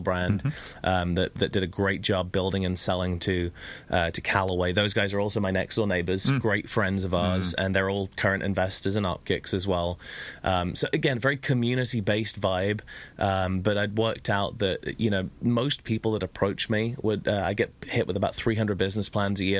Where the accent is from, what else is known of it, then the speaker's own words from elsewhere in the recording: England, United Kingdom; now in Orange County, United States; being English